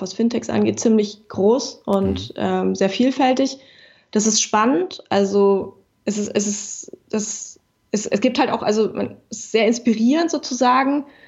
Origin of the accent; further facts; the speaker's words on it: Berlin, Germany; Berlin ähm, ist äh, meine Heimat. Ich komme mhm. aus Berlin, ich liebe Berlin